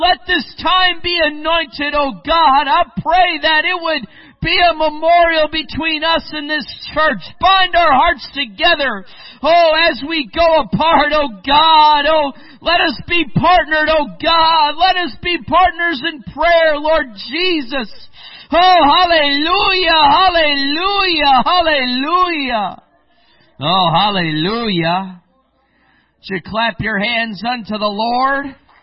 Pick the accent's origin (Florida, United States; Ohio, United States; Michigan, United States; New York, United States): Michigan, United States; moved away as an adult; now in Spain; I grew up also in the Midwest. I grew up in Michigan